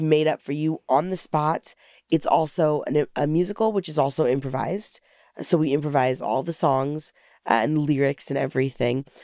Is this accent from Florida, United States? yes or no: no; Alaska, United States; moved away; I'm originally from Alaska